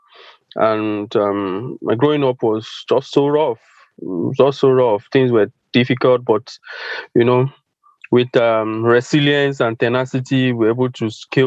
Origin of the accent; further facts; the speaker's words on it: Ibadan, Oyo, Nigeria; I was born and bred in Ibadan, Nigeria